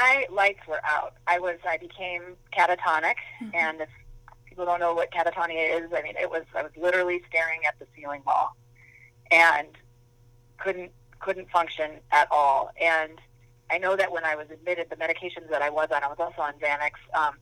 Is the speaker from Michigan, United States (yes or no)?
no; Minnesota, United States; I grew up in Minnesota